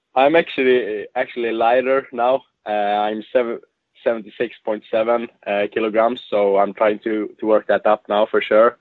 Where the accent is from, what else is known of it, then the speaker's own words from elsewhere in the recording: Gothenburg, Västra Götaland, Sweden; now in Luleå, Sweden; in Gothenburg. Um I grew up there